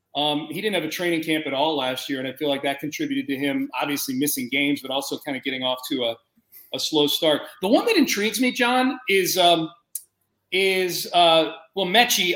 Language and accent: English; Northeast, United States; now in Houston, United States; I grew up in the Northeast